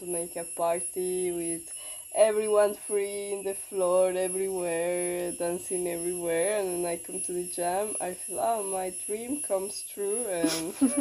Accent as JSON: {"language": "English", "country": "Colombia", "moved": "yes", "said": "from Colombia."}